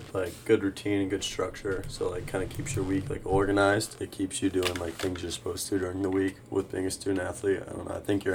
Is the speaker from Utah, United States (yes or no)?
no; Lakeland, Florida, United States; now in Boca Raton, United States; I'm from Lakeland, Florida.